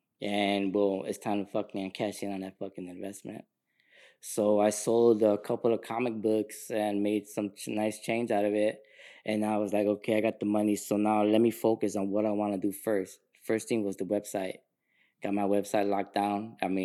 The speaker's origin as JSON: {"language": "English", "town": "Sacramento", "region": "California", "country": "United States", "said": "dude, man, I'm an artist from Sacramento."}